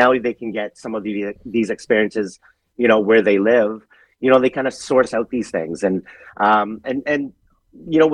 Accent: Canada; growing up in Canada, my personality first was being Canadian.

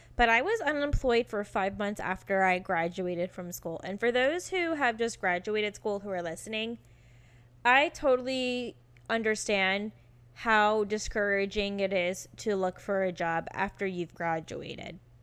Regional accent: Virginia, United States; moved away as an adult; also born or lived in California; I got my first job and I got the hell out of Virginia and moved to California

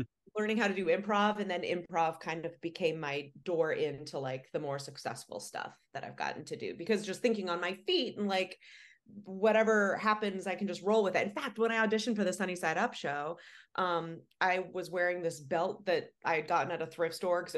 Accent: Ohio, United States; I grew up in Ohio. I grew up in a rural area, like saw Amish people driving their buggies quite often

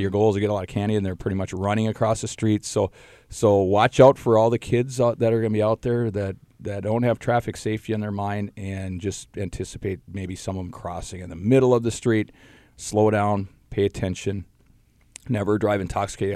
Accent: Duluth, Minnesota, United States; growing up in the Duluth area

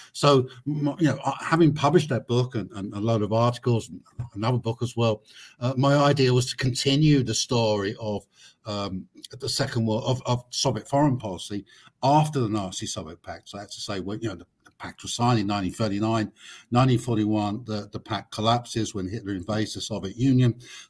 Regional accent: London, United Kingdom; I grew up in Britain, in London, not so long after the Second World War.

